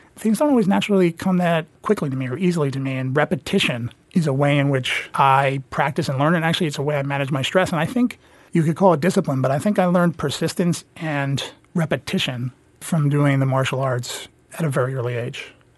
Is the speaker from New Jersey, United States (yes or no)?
yes; New Jersey, United States; I grew up in New Jersey, and I definitely consider myself a Jersey kid